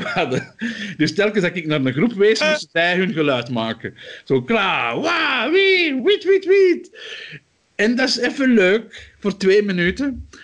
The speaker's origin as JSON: {"language": "Dutch", "town": "Antwerp", "region": "Flanders", "country": "Belgium", "said": "als Antwerpenaar"}